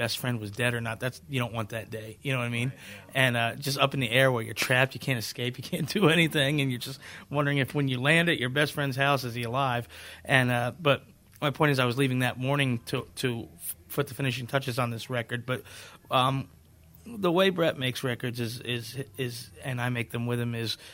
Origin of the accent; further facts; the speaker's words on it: Virginia, United States; I'm from Virginia.